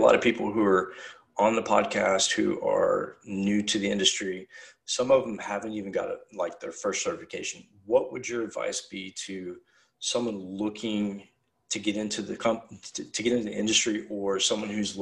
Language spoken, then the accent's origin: English; United States; I'm American